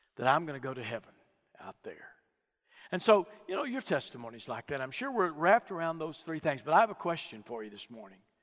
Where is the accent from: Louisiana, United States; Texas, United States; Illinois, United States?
Texas, United States; Fort Worth; I was born in Fort Worth, Texas, grew up in a home uh, with good moral folks.